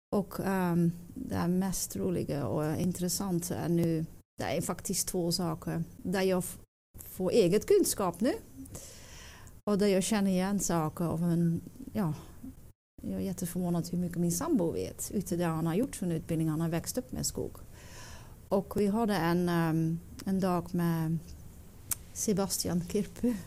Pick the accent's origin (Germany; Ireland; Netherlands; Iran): Netherlands; Swedish is a second language; moved away as an adult; now in Stöllet, Sweden; Jag kommer från Holland